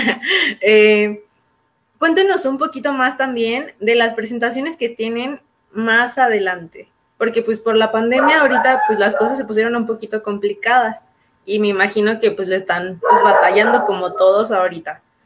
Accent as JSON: {"language": "Spanish", "town": "León", "region": "Guanajuato", "country": "Mexico", "said": "Nosotros somos eh, de León, Guanajuato, estamos en el centro del país"}